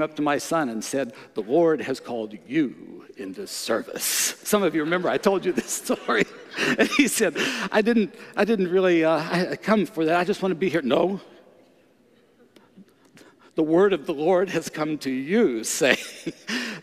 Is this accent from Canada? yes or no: yes; Canada; I'm from Canada